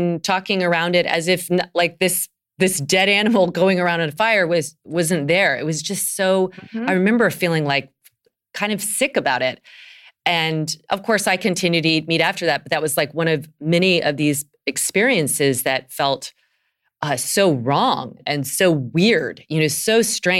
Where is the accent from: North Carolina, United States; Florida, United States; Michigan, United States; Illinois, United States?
North Carolina, United States; I'm from North Carolina, this mm-hmm. the South, where yes, barbecues are so common, and that's like a party.